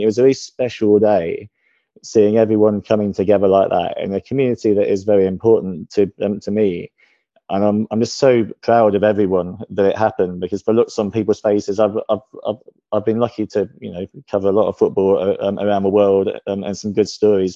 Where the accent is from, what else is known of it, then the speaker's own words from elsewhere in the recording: Ipswich, East of England, United Kingdom; moved away; I was born in Ipswich.